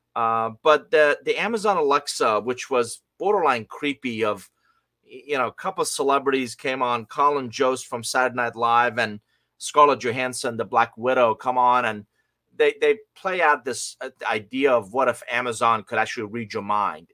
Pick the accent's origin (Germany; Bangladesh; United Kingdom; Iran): Iran; English is a second language; moved away; I'm originally from Iran. I came to this country with a hundred bucks, a suitcase, didn't know anybody, didn't speak a word of English